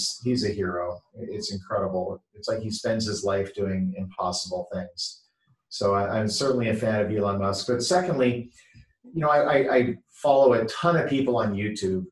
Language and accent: English; Canada; also born or lived in San Francisco Bay Area, California, United States; now in Newport Beach, United States; I live in Newport Beach, California, which is just a little bit south of Los Angeles. But I grew up in Canada, but I lived in the San Francisco Bay